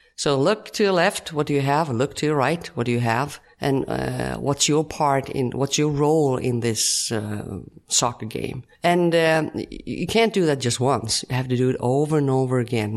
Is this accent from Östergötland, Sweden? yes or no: no; Ulricehamn, Västra Götaland, Sweden; English is a second language; also born or lived in Falköping, Sweden / Rome, Italy; I come from Sweden.